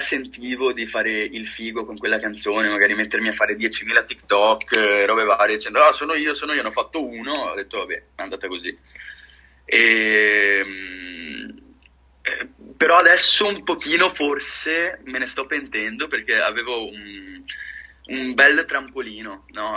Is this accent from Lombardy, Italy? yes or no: no; near Venice, Veneto, Italy; Io sono di Venezia, vicino a Venezia.